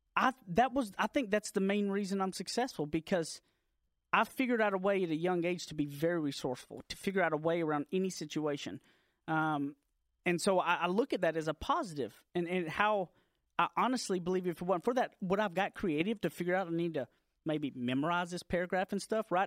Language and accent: English; Deep East Texas, United States; moved away as an adult; now in Dallas, United States; I grew up out in Deep East Texas, like a little, little town. I graduated from Carlisle High School